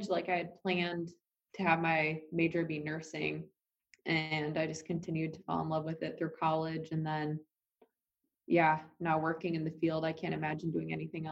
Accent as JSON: {"language": "English", "town": "Dubuque", "region": "Iowa", "country": "United States", "moved": "yes", "lives_now": "New York City, United States", "said": "I'm from Dubuque, Iowa"}